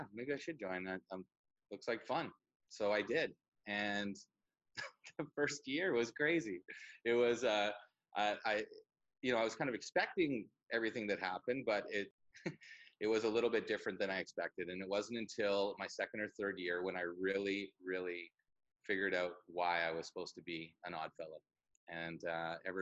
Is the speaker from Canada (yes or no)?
yes; Vancouver Island, British Columbia, Canada; born and raised on Vancouver Island